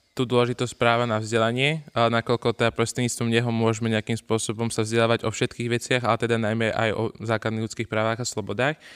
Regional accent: Záhorie, Slovakia; my sme zo Záhoria osobne a Zuzka

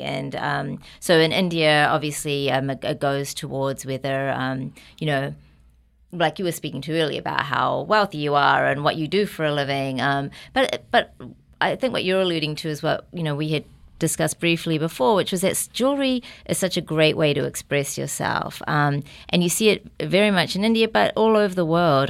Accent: New Zealand; accent: New Zealand; now in New York, United States; I was really lucky to be born and raised in New Zealand.

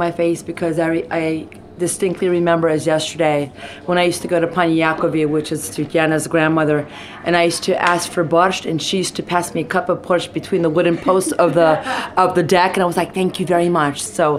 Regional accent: United States; My parents were born in Ukraine. I was born in America, but I speak Ukrainian, I write Ukrainian, I read in Ukrainian, I teach Ukrainian as well.

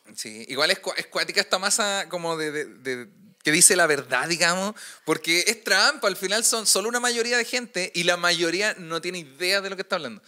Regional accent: Puente Alto, Santiago Metropolitan Region, Chile; yo soy de Puente Alto

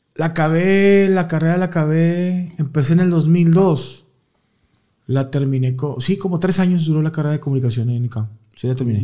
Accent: Guadalupe, Nuevo León, Mexico; Yo soy allá de la Lindavista, en Guadalupe

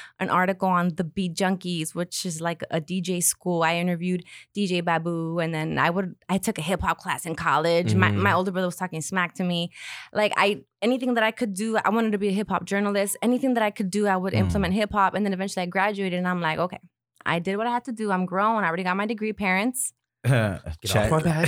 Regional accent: Huntington Park, California, United States; my hometown in Huntington Park

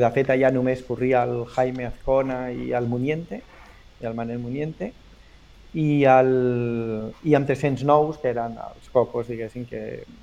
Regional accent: Barcelona, Catalonia, Spain; also born or lived in L'Hospitalet de Llobregat; now in Cornellà de Llobregat, Spain; vaig néixer a Barcelona, però sí? els tres mesos els meus pares em van a viure a Belvitge, a Hospitalet, i vaig viure uns anys a Hospitalet i després a Barcelona i ara visc a Cornellà

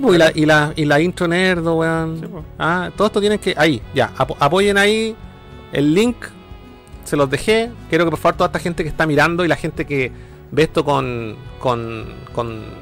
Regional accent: Vallenar, Atacama, Chile; mi ciudad natal

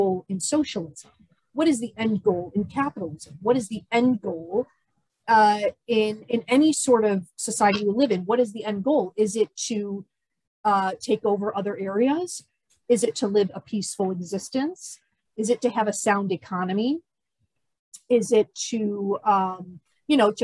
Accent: United States; as an American

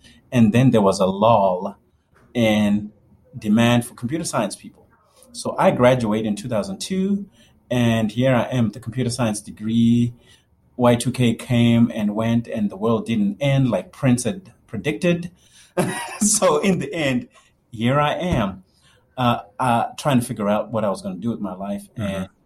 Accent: Zimbabwe; moved away as an adult; also born or lived in Kentucky; now in United States; Born and raised in Zimbabwe, lived there all through high school.

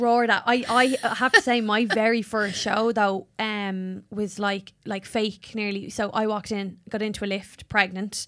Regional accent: Ireland; accent: Irish; my Irish voice

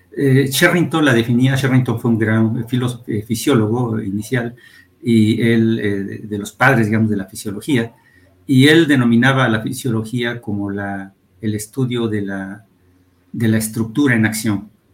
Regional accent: Atlixco, Puebla, Mexico; also born or lived in Mexico City; yo nací en el Distrito Federal, pero viví mi niñez allá en, en Atlisco

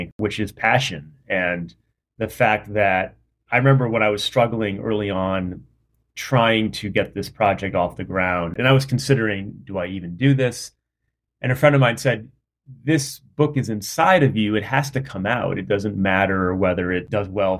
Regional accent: Rhode Island, United States; I grew up in Rhode Island in a pretty rural area

